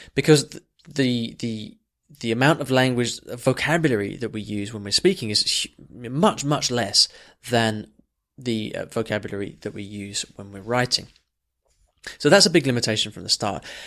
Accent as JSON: {"language": "English", "region": "England", "country": "United Kingdom", "said": "just as English as me"}